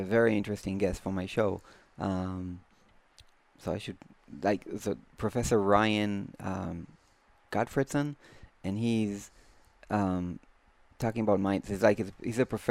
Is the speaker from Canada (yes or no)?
no; Israel; I am Jewish, and because I just born in Israel